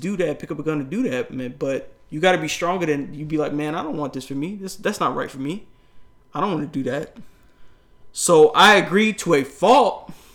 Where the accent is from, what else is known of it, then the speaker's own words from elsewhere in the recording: New York, United States; I grew up in New York